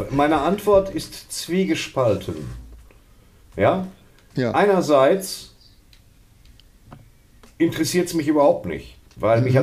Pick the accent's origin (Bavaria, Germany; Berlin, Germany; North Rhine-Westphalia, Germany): North Rhine-Westphalia, Germany; Bochum; Aber ich bin aus Bochum.